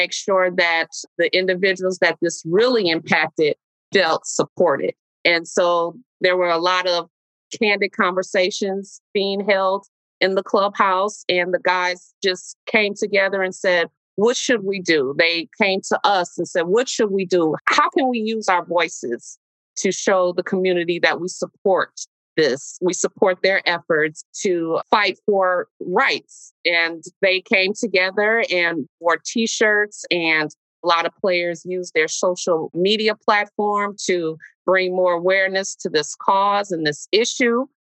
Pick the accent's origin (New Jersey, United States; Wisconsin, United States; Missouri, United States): Wisconsin, United States; Milwaukee; I love this city. I grew up, I was born and raised in Milwaukee